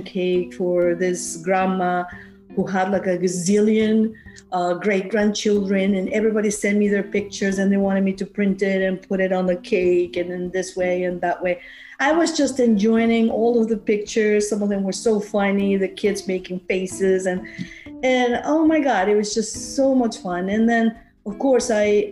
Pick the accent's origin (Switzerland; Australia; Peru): Peru; also born or lived in Queens, New York / New Jersey; now in Warwick, United States; I'm from Peru. I was born and raised in Peru.